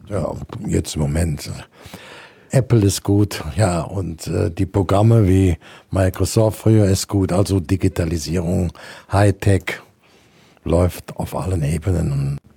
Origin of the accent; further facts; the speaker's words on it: Brühl, North Rhine-Westphalia, Germany; von meinem Heimatort Brühl, das ist direkt bei Köln